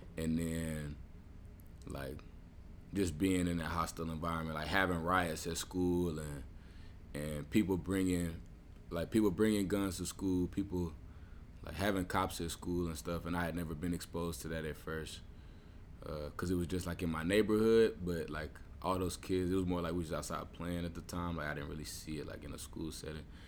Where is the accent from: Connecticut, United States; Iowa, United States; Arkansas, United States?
Arkansas, United States; Little Rock; I grew up in in Little Rock, Arkansas, uh, for most of my life